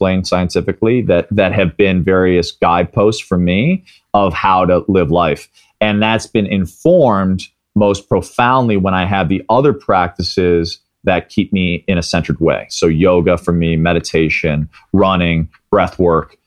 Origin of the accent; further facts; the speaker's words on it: Midwest, United States; I grew up in the Midwest